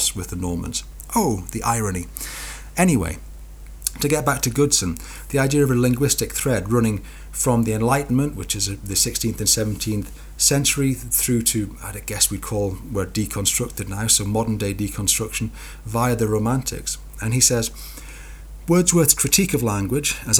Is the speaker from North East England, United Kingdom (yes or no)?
yes; Newcastle upon Tyne, North East England, United Kingdom; accent: Geordie; I'm a Geordie